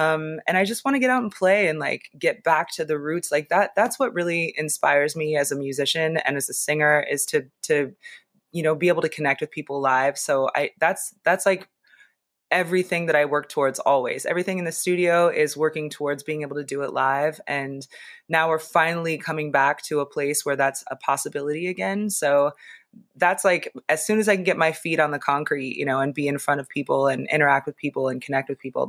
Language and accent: English; Seattle, Washington, United States; also born or lived in Los Angeles / Las Vegas / Philadelphia / New York; now in Boston, United States; I grew up in Seattle. I lived in LA for a long time. I'm recently relocated from Vegas to Boston. I've also lived in Philly and New York and Baltimore.